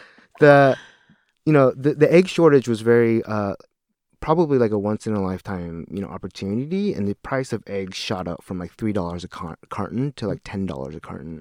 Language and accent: English; Seattle, Washington, United States; moved away as an adult; I'm a lifelong Washingtonian.